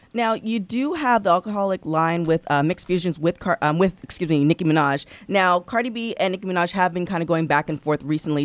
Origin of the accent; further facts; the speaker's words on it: Toronto, Ontario, Canada; I'm from Toronto